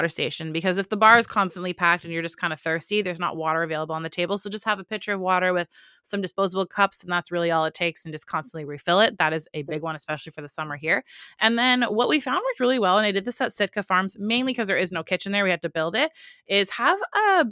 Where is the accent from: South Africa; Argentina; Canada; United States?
Canada; we're Canadian